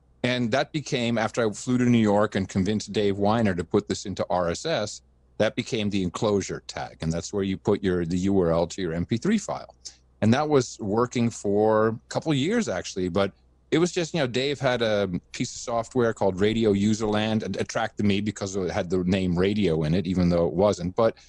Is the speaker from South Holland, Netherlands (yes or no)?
no; Amsterdam, North Holland, Netherlands; also born or lived in United States; retired from the company just before 2000 and decided to move my family back to Amsterdam. Now, I grew up in Amsterdam, even though I'm an American.